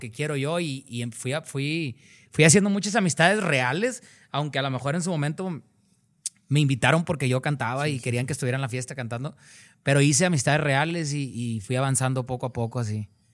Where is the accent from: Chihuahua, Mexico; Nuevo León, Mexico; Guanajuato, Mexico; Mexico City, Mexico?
Nuevo León, Mexico; Cadereyta Jiménez; Yo soy de un lugar que se llama Cadereyta Jiménez, Nuevo León